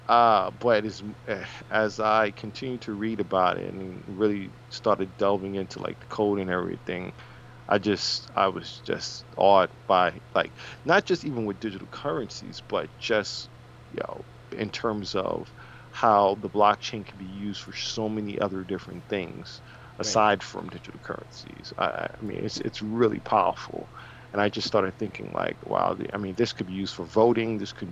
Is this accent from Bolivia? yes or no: no; New York, United States; I was born and raised in New York